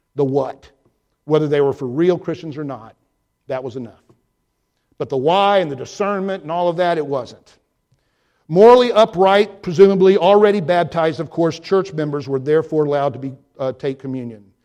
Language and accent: English; Georgia, United States; my growing up in Georgia